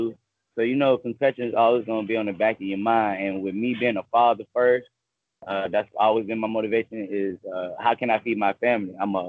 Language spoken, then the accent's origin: English; Lakeland, Florida, United States; I'm coming out of the city of Lakeland, Florida, Polk County. We're located in Central Florida, right between Tampa and Orlando. I can go about 30, 45 minutes either way.